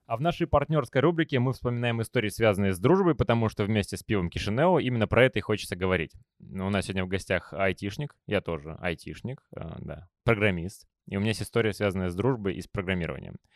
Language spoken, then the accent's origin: Russian; Moldova; мы, комики из Молдовы